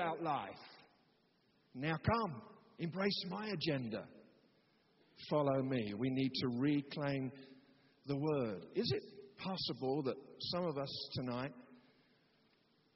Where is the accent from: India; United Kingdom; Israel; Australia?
United Kingdom; of course I'm a Christian. I'm British.